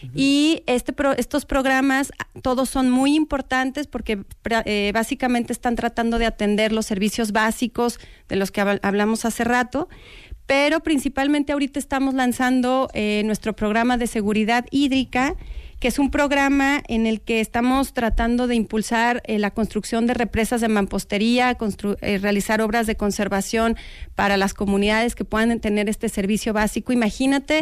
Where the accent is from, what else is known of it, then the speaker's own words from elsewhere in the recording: Mexico; como mexicanos